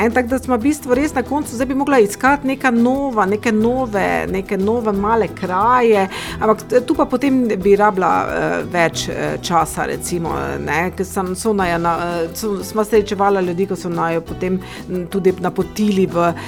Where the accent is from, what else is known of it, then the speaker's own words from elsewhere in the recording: Ptuj, Drava, Slovenia; sem rojena tu na Ptuju